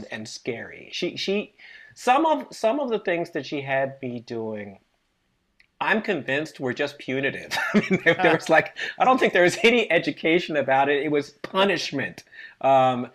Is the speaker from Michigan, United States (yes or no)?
no; Maryland, United States; I grew up in Maryland